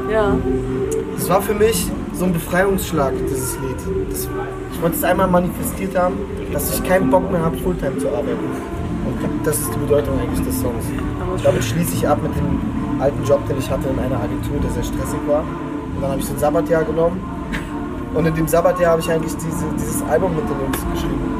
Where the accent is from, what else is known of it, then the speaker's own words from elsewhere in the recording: Berlin, Germany; Ja, ich, ich komme aus dem Ghetto, aus Neukölln, da waren ständig Ratten.